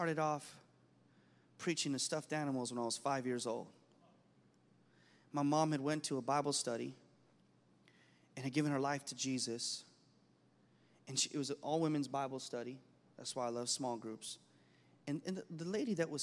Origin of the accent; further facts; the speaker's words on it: United States; I was raised in American culture